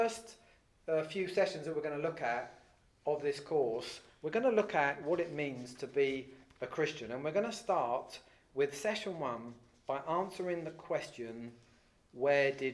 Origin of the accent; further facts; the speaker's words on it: England, United Kingdom; I'm English, but you'd say, well, that's just where you live